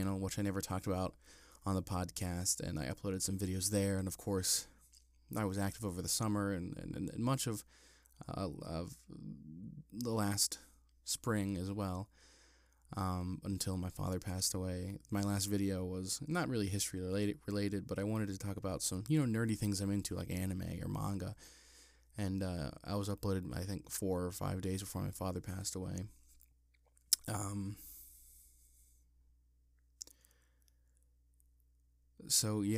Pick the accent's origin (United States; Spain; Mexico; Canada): United States; Ebensburg, Pennsylvania; I wrote a book on the history of my hometown called The Civilized Mountain, The Story of Ebensburg